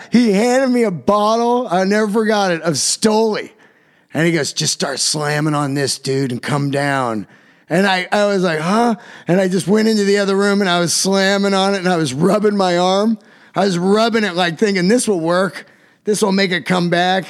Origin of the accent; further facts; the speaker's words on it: Yosemite, California, United States; I'm from Yosemite